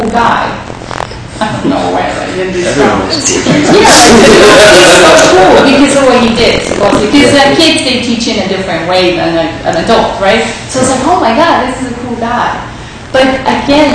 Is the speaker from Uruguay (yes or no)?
yes; Uruguay; I was born in Uruguay